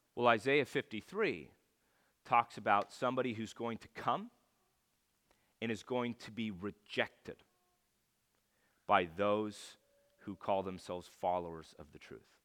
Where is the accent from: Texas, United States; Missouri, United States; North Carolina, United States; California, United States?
California, United States; I lived in California